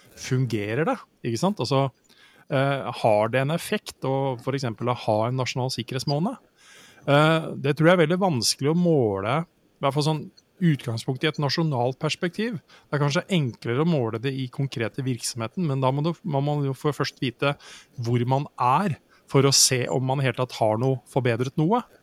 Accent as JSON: {"language": "Norwegian", "country": "Norway", "said": "her hjemme i Norge"}